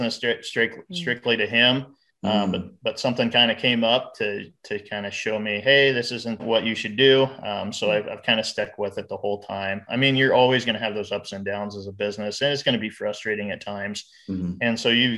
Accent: Fairbury, Nebraska, United States; We're both from Fairbury. Okay. So we both graduated from Fairbury

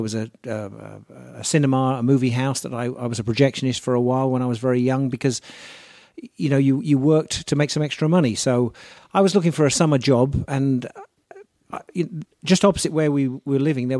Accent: Egypt; born there; My father was in the military at the time, and I was born in North Africa, in Egypt.

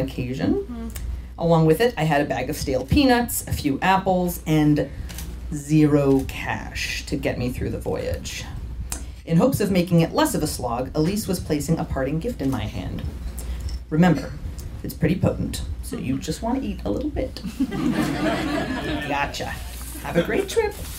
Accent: San Diego, California, United States; moved away as an adult; also born or lived in Oakland; now in San Diego, United States; came back to my hometown

